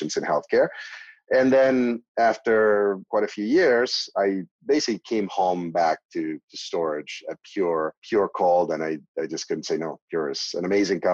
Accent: Argentina; moved away as an adult; I was born in Argentina in a pretty medical family

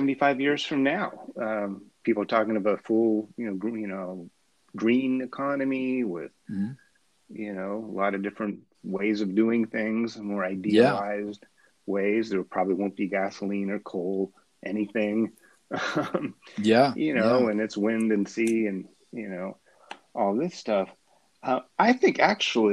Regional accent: United States; maybe I'm cynical American

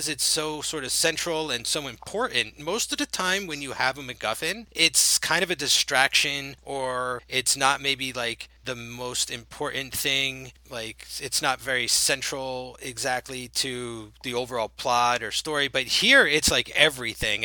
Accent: New Jersey, United States; we're both from New Jersey

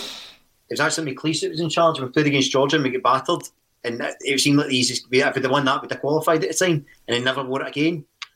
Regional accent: Scotland, United Kingdom; being a Scottish football fan, being a Celtic fan, sometimes you're always you look for validation for other teams.

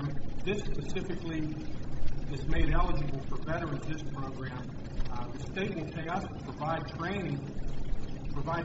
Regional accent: Pittsburgh, Pennsylvania, United States; moved away; I'm from Pittsburgh

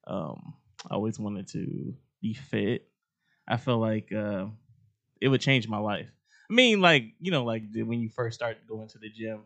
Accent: Dayton, Ohio, United States; I'm from Dayton, Ohio. I've been in Ohio my whole life

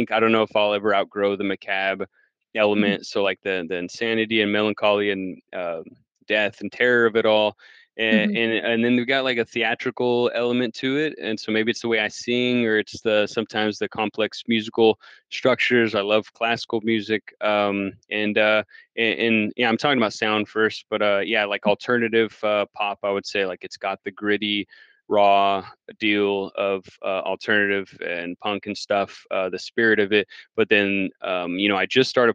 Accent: El Paso, Texas, United States; now in Round Rock, United States; I'm originally from El Paso, Texas, just a little border town next to Juarez, Mexico, now in Austin, Round Rock, like 15 minutes outside of Austin

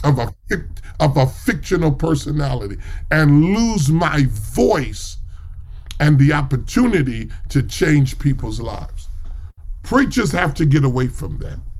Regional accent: New York City, New York, United States; I'm from New York, and so I grew up not far from Cathedral of St. John the Divine

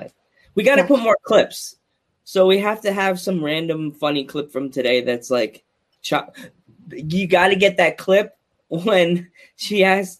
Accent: Long Island, New York, United States; When I grew up on Long Island

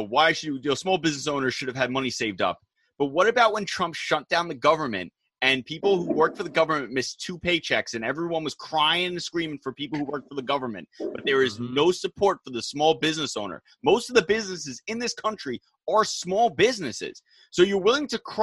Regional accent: United States; as an American

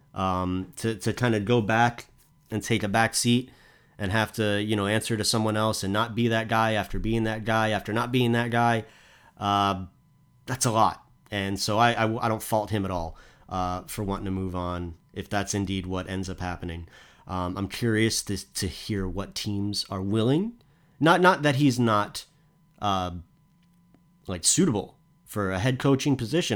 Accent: United States; as an American

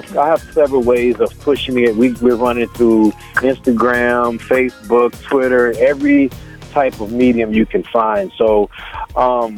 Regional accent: Beaumont, Texas, United States; I'm from Beaumont, Texas

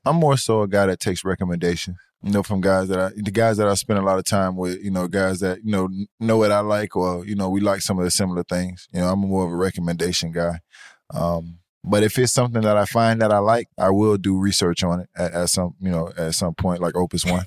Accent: Miami, Florida, United States; I'm born and raised in Miami, Florida

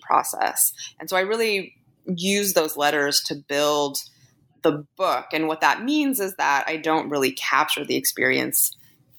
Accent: Canada; I'm Canadian

